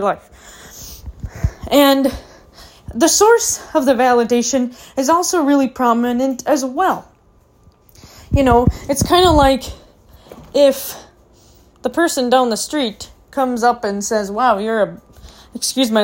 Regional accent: Minnesota, United States; moved away as an adult; now in Arizona, United States; when I was growing up in Minnesota

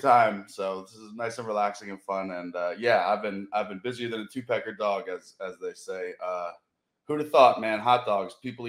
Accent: Rhode Island, United States; moved away as an adult; also born or lived in Cape Cod; now in Baltimore, United States; I grew up in Rhode Island

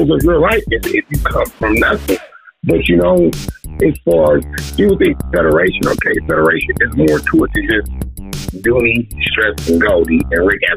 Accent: Vallejo, California, United States; also born or lived in Reno, Nevada / Fairfield, California; Born in Reno, raised in Vallejo, Fairfield. I'm all come from the Bay

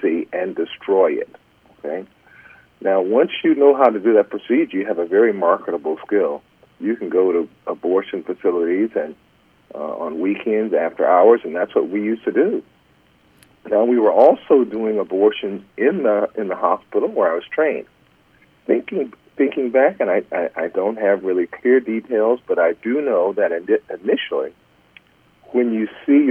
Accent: Los Angeles, California, United States; moved away; I grew up in South Central L.A.

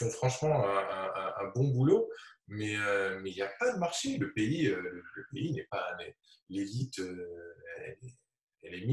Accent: Tunis, Tunis Governorate, Tunisia; quand j'étais petit à Tunis, c'était quand on allait dans des, dans des expos

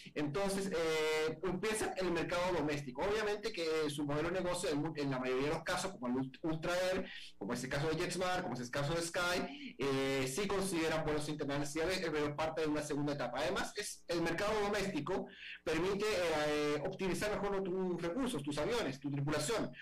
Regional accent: Chile; en mi país

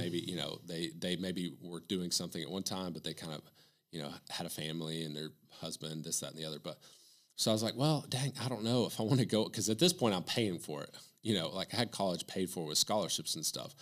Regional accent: Morristown, Tennessee, United States; now in Knoxville, United States; I'm from Morristown, so it's halfway between here and Bristol

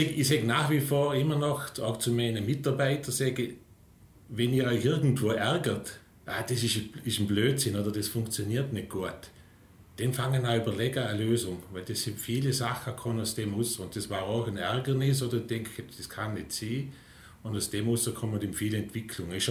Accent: St. Anton im Montafon, Vorarlberg, Austria; Ja, äh, aufgewachsen in St. Anton im Montafon, wo auch der Firmensitz ist.

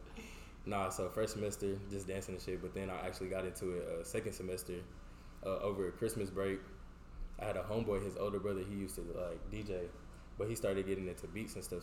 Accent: Houston, Texas, United States; moved away; I grew up like North Houston

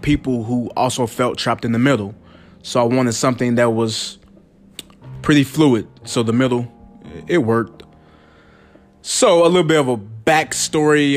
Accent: the South, United States; I'm from the South, where people pronounce potato, potato.

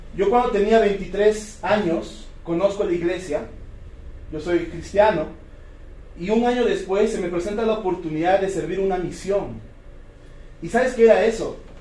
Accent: Cusco, Peru; Yo vengo de la ciudad de Cusco, yo nací, crecí, me reproduje ahí

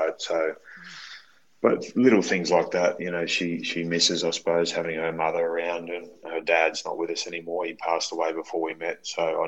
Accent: Rockhampton, Queensland, Australia; also born or lived in Saudi Arabia / Galway, Ireland / Mount Morgan, Queensland; I grew up in Rocky

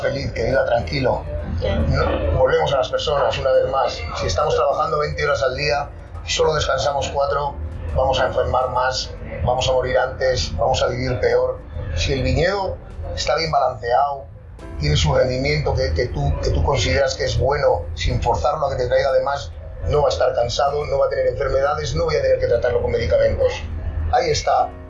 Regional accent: Labastida, Basque Country, Spain; yo, soy vasco, estoy en Río Jalavesa

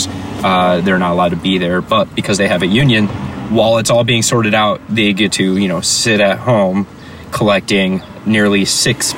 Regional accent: Chicago, Illinois, United States; I'm from Chicago

